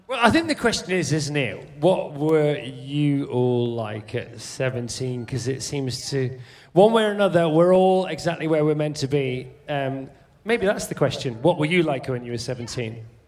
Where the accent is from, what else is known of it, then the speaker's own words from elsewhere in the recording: Tamworth, West Midlands, United Kingdom; I'm from Tamworth in Staffordshire.